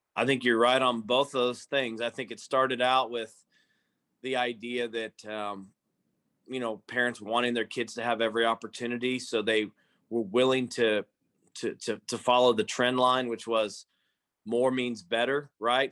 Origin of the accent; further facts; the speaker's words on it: Stillwater, Oklahoma, United States; we grew up here in Stillwater